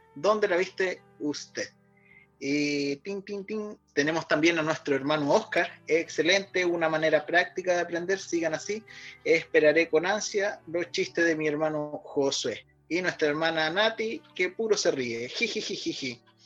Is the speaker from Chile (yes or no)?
yes; Chile; somos chilenos